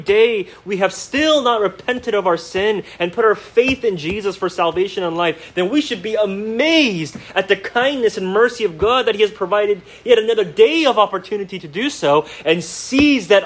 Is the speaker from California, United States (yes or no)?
yes; Tri-Valley, California, United States; I grew up here in the Tri-Valley. I went to high school here all 4 years